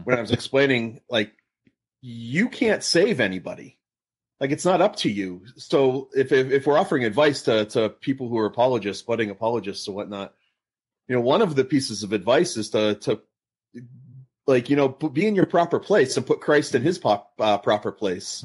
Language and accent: English; Massachusetts, United States; now in Southern California, United States; I'm in Southern California. My, I grew up in Massachusetts